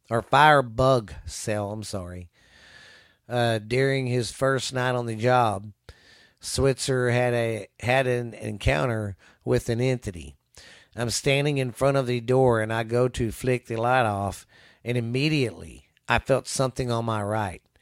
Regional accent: Missouri, United States; I'm from Missouri, and this is a this is a cave state.

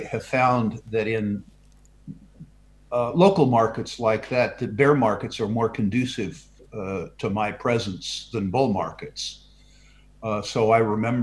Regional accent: San Jose, California, United States; moved away as an adult; also born or lived in Vancouver, British Columbia; I was born and brought up in San Jose, California, the heart of Silicon Valley

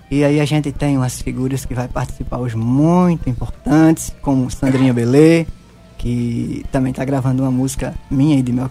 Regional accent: Caldas Brandão, Paraíba, Brazil; also born or lived in Rio de Janeiro; nasci lá no Rio de Janeiro e fui trazido para o município de Caldas Brandão e me criei numa comunidade rural perto do Cajá.

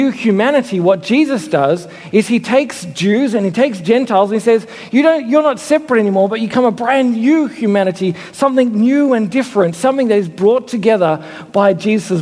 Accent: Australia; also born or lived in Sydney; I'm Australian, we're Australians together

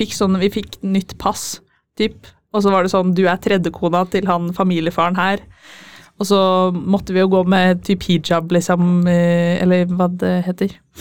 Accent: Fredrikstad, Østfold, Norway; now in Trondheim, Norway; jeg kommer fra Fredrikstad.

